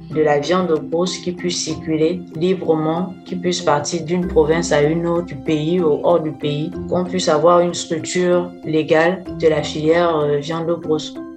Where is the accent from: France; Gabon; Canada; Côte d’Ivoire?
Gabon; Oyem, Woleu-Ntem; Je suis gabonaise, je suis originaire de la 9e province du Gabon, la ville d'Oyem.